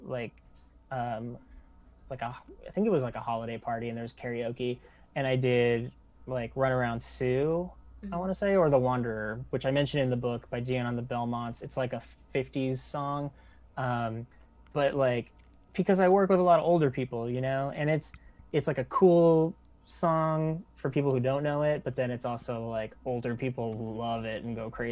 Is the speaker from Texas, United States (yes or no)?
yes; Texas, United States; moved away; I go home to Texas